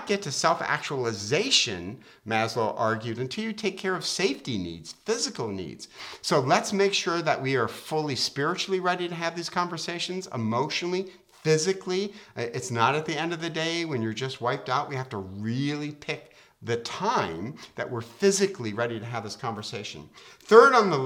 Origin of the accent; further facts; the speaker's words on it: Detroit, Michigan, United States; I'm from Detroit